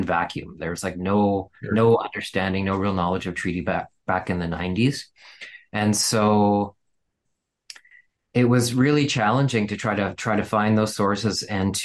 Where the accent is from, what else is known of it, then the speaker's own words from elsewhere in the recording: Saskatoon, Saskatchewan, Canada; I was born in Saskatoon. I'm of Ukrainian and German heritage